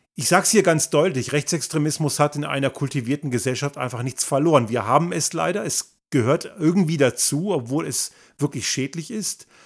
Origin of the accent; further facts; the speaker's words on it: Germany; moved away; ich bin ja in Deutschland zur Schule gegangen und dort sozialisiert